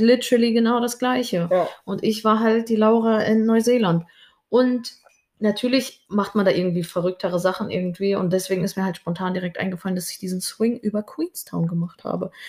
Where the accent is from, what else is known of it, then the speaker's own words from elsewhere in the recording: Germany; ich bin auch Deutsche